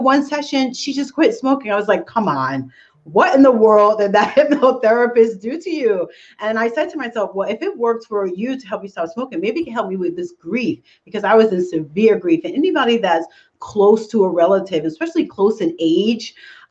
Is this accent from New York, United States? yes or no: yes; New York, United States; I'm from New York like you guys. So everything is really, really fast